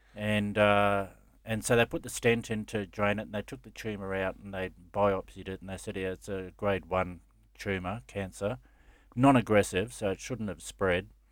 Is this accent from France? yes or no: no; Gold Coast, Queensland, Australia; I grew up on the Gold Coast and Surface Paradise